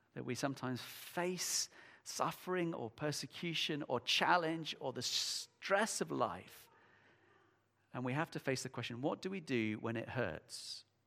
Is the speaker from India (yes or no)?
no; United Kingdom; we're British